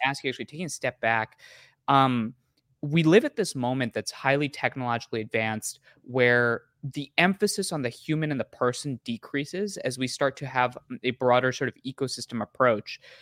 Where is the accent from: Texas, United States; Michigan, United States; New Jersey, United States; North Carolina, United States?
New Jersey, United States; moved away; also born or lived in Boston; as a kid that lived in New Jersey and then I moved off to Boston